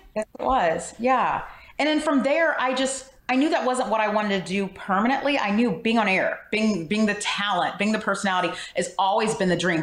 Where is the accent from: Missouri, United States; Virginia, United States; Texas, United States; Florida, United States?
Missouri, United States; St. Louis; also born or lived in Springfield, Illinois; I'm from St. Louis